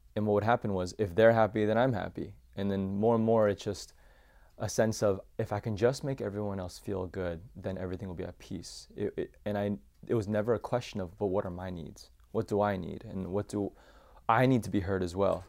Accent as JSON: {"language": "English", "town": "Champaign", "region": "Illinois", "country": "United States", "tie": "born or raised there", "said": "I was born and raised in Champaign, Illinois"}